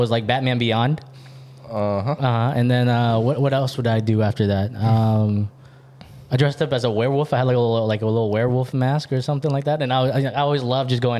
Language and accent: English; New York City, New York, United States; I'm from there.